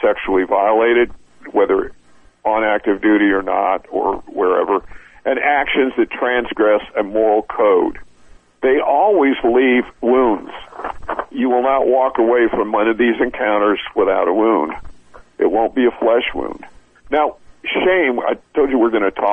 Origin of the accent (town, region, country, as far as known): United States